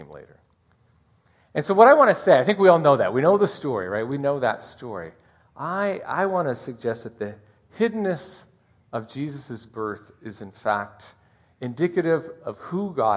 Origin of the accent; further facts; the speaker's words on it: Seattle, Washington, United States; now in Bellingham, United States; I grew up in Seattle